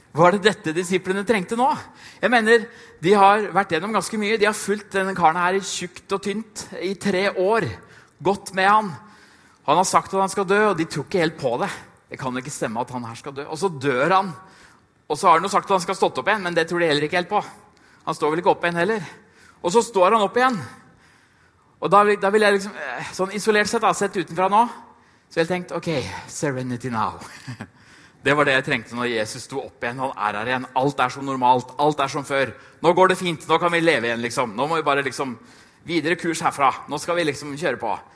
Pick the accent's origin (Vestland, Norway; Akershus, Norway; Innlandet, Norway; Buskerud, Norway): Innlandet, Norway; Trysil; jeg kommer fra Trysil